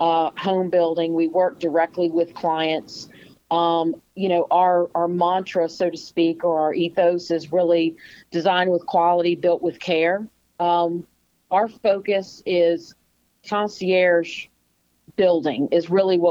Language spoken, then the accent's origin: English; United States; I've been born and bred in Chesterfield County, and having lived here all my life